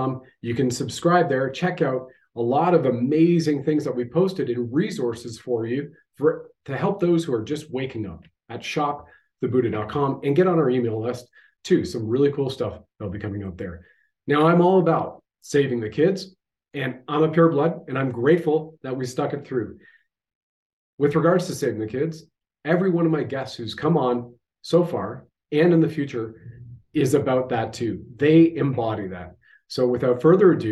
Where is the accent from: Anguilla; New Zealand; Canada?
Canada